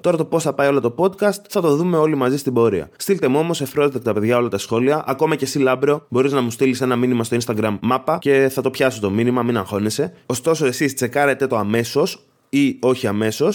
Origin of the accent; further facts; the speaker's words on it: Agios Nikolaos, Crete, Greece; είμαι μια φτωχάλα από τον Άγιο Νικόλαο